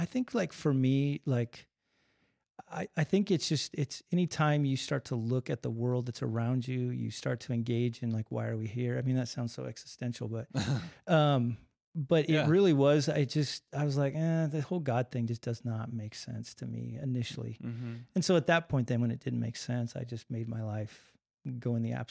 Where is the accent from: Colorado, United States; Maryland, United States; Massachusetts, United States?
Colorado, United States; No, actually, I was born in Colorado. I always have to change that. We moved when I was an infant. We were in the eastern plains of Colorado. But born and raised there.